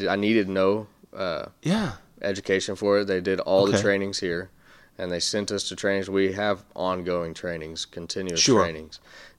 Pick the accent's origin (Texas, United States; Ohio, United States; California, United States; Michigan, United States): Texas, United States; Amarillo; moved away as an adult; now in Deep East Texas, United States; I grew up in Amarillo, and I moved over here about a year and a half ago.